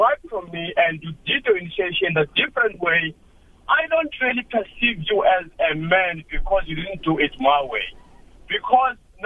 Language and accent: English; South Africa; Us as South African men, we've got different tribes within us.